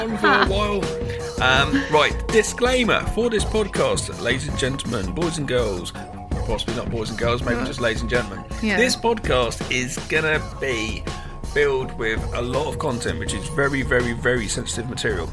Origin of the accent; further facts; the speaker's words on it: England, United Kingdom; growing up in England